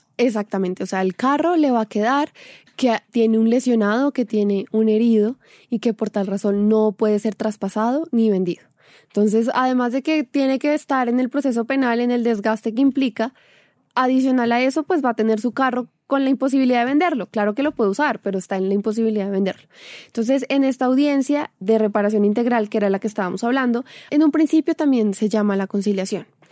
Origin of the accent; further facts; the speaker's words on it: Colombia; nosotros como colombianos